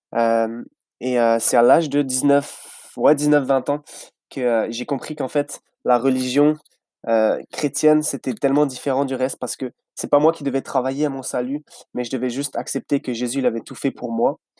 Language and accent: French; France; moved away as an adult; now in Vaudreuil-Dorion, Canada; je viens de France.